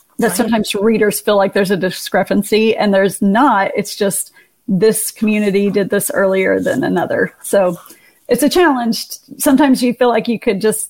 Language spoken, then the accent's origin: English; Oklahoma, United States; here in Oklahoma, which is my home state